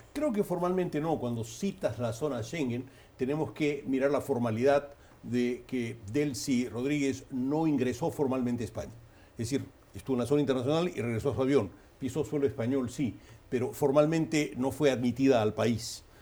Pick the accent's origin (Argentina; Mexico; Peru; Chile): Peru; lo digo como peruano